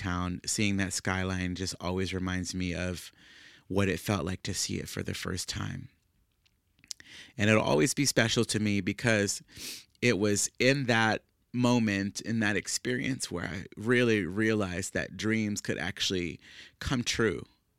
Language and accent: English; New Orleans, Louisiana, United States; moved away as an adult; now in Dallas, United States; I moved to Dallas from New Orleans, Louisiana, which is where I'm originally from, several years ago, whenever I graduated from high school in 2005.